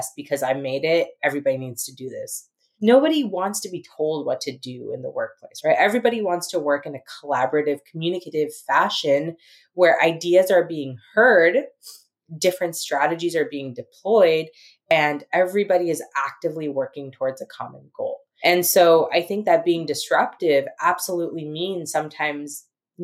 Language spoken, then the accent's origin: English; San Diego, California, United States; also born or lived in San Francisco; I was born and raised in America